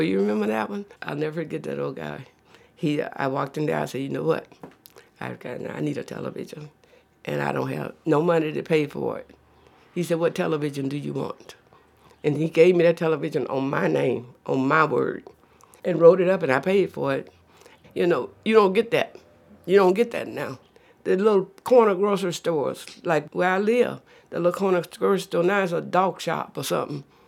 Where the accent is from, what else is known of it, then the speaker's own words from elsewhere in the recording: Oak Ridge, Louisiana, United States; moved away; I was born in Oak Ridge, Louisiana